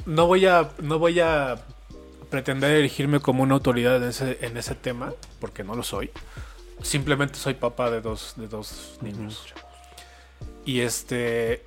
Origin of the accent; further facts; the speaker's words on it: Mexico City, Mexico; soy chilango, yo soy de aquí de la Ciudad de México. Siempre he vivido aquí